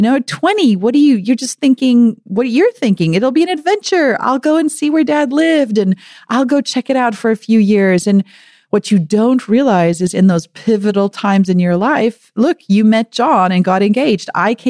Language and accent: English; South Africa; accent: American; now in United States; my accent is very distracting for my South African family. And it's funny because Americans might still think every now and again I say can't, or, you know, I talk about the boot of the car instead of the trunk. But they're such tiny South Africanisms.